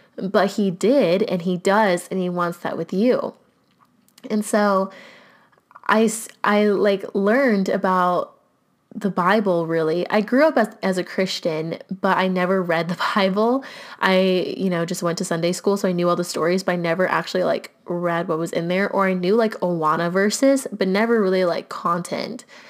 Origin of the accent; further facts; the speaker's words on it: United States; growing up in the United States